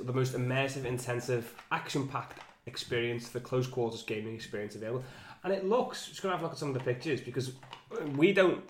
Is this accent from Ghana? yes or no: no; England, United Kingdom; we're English